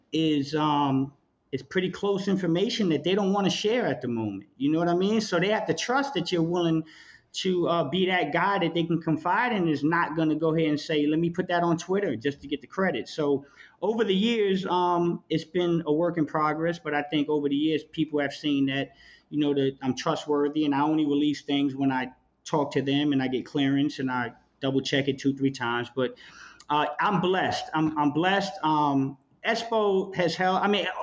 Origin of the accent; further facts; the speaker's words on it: East Coast, United States; I'm from the East Coast.